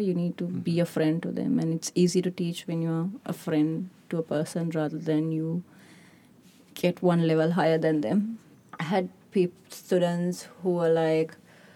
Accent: Sri Lanka; moved away as an adult; also born or lived in United Kingdom / Australia; I'm originally from Sri Lanka, but I'm all over the place because I have my bachelor's from UK and I have two masters from Australia.

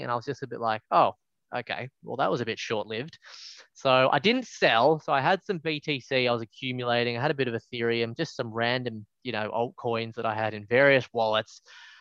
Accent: Melbourne, Victoria, Australia; moved away; I'm from Melbourne originally

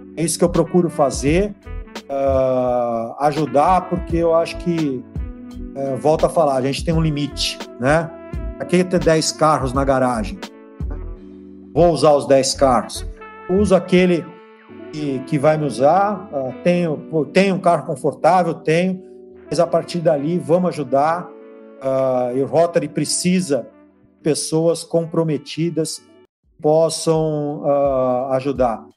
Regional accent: Santos, São Paulo, Brazil; eu sou Santista, né? Santista de nascimento e Santista de clube

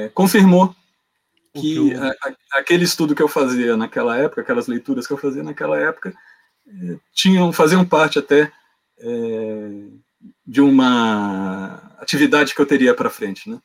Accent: São Paulo, Brazil; also born or lived in Rio de Janeiro; Eu nasci no Rio de Janeiro, né? Uhum, e, mas, fui, mas fui criado em São Paulo, então é, não esperem que eu não vou falar com chiado no S

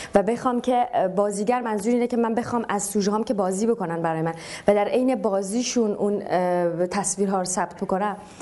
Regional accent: Tehran, Tehran Province, Iran; من مثلا تو تهران بزرگ شدم

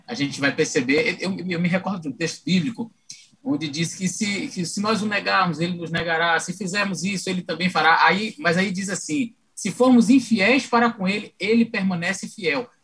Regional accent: Bahia, Brazil; moved away as an adult; also born or lived in Aracaju, Sergipe; now in São Luís, Brazil; eu sou baiano de nascimento, né? Sou baiano.

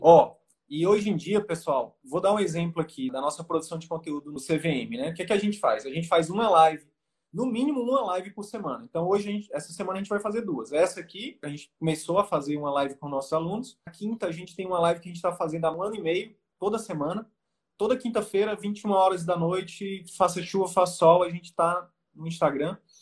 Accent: Northeast Region, Brazil; eu sou nordestino

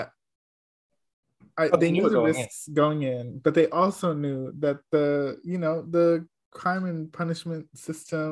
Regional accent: New York City, New York, United States; I'm from Carver Houses.

